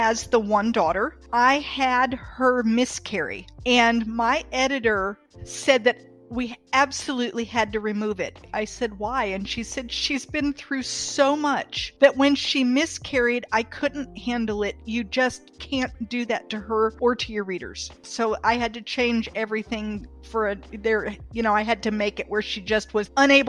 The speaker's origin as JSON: {"language": "English", "town": "Athens", "region": "Attica", "country": "Greece", "tie": "born or raised there", "moved": "yes", "lives_now": "North Carolina, United States", "said": "I was born in Athens, Greece"}